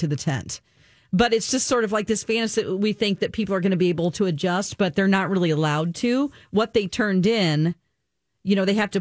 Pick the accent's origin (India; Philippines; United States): United States